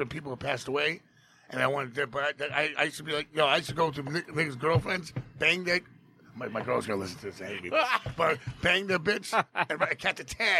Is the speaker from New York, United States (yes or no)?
yes; New York City, New York, United States; I'm from Jackson Heights, Queens